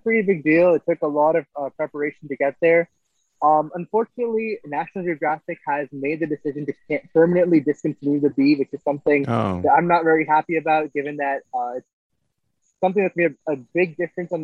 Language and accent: English; Edison, New Jersey, United States; moved away as an adult; I'm originally from Edison, New Jersey. I went to J.K. Stevens High School